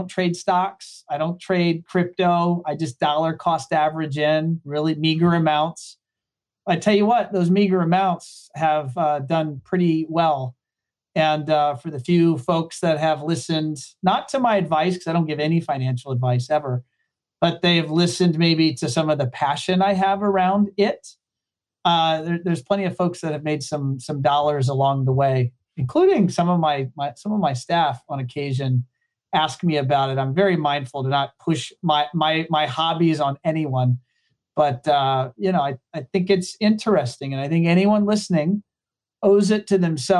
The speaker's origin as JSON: {"language": "English", "area": "Hampton Roads", "region": "Southeast Virginia", "country": "United States", "tie": "born or raised there", "moved": "as an adult", "lives_now": "Florida, United States", "said": "I am from Southeast Virginia, often called Hampton Roads. I grew up there"}